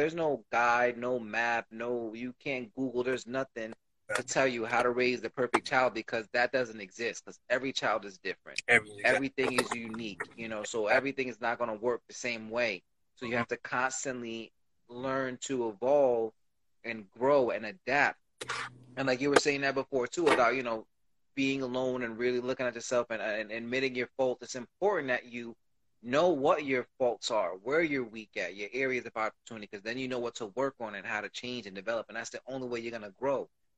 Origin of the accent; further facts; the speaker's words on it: Puerto Rico; I'm from Puerto Rico.